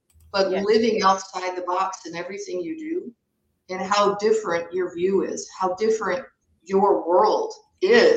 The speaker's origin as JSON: {"language": "English", "region": "Michigan", "country": "United States", "tie": "born or raised there", "said": "I'm originally from Michigan. I was born and raised"}